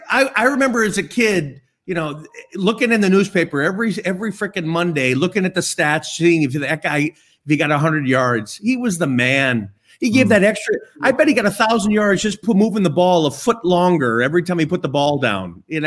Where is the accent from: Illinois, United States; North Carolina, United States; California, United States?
Illinois, United States; Chicago; I'm from Chicago, live in Chicago.